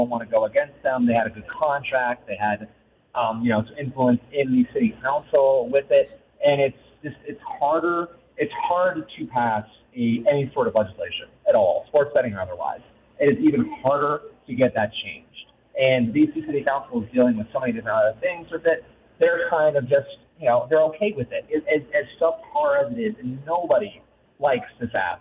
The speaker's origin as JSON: {"language": "English", "region": "District of Columbia", "country": "United States", "tie": "born or raised there", "said": "I grew up in the suburbs of D.C."}